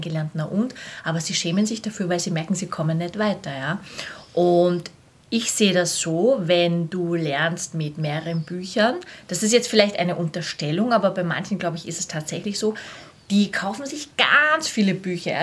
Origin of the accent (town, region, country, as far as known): Vienna, Austria; born or raised there